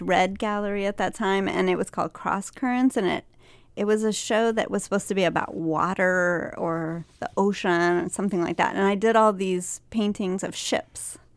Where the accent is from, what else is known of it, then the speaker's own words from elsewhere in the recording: Liberty, Missouri, United States; I went to a small college in my hometown called William Jewell College